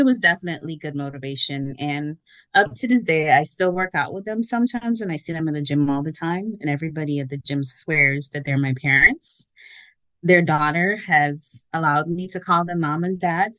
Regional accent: Guyana; now in United States; I am from Guyana. Been in America a long time, so have my citizenship and all that good stuff.

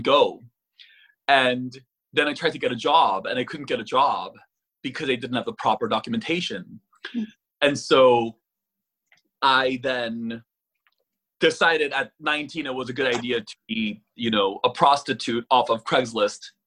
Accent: California, United States; accent: valley girl; also born or lived in Korea; I'm a Californian.

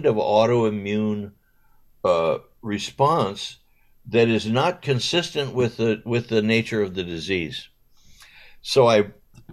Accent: Southern California, United States; also born or lived in Westchester, Los Angeles; growing up in Southern California.

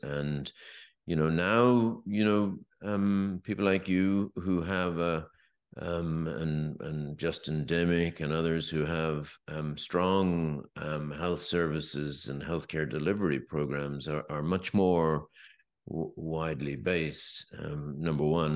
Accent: west of Ireland, Ireland; when I was growing up in the West, in the, in the West of Ireland

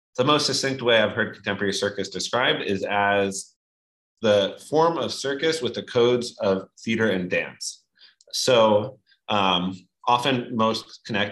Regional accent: New York, United States; I lived in New York growing up

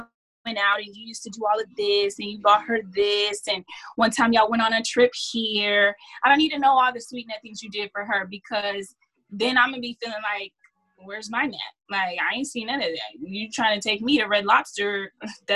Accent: Dallas, Texas, United States; I'm from Dallas, Texas

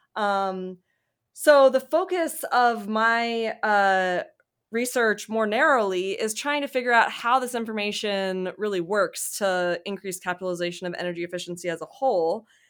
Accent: Mississippi, United States; moved away as an adult; also born or lived in Durham, North Carolina / Michigan; now in Alabama, United States; I'm from Mississippi

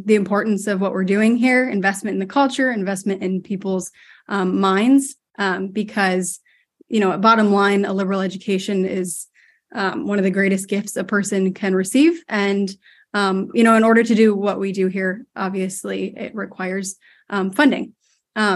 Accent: Michigan, United States; now in New Hampshire, United States; I'm from Michigan

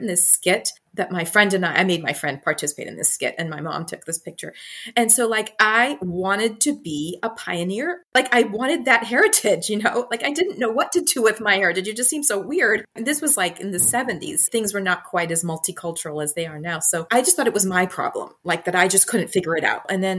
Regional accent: Barberton, Ohio, United States; moved away as an adult; also born or lived in Toronto / India / Michigan / Washington, D.C.; And I was raised in Northeast Ohio. We lived in Toronto for a couple of years, and we lived in India for a couple of years. But we came back to Ohio. So I spent a lot of time in Northeast Ohio.

